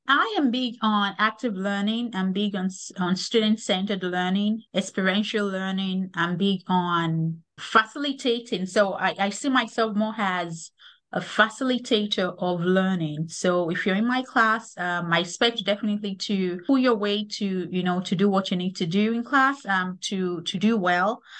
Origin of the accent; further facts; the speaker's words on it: Lagos, Nigeria; moved away as an adult; also born or lived in Kansas; now in United States; am originally from Lagos, Nigeria. I grew up in Lagos.